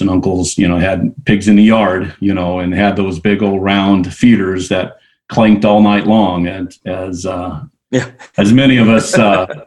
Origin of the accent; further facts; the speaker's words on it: Iowa, United States; I was raised in Iowa, came from a farming family